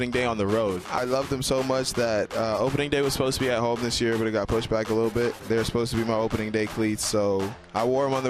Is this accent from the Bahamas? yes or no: yes; Bahamas; I'm from the Bahamas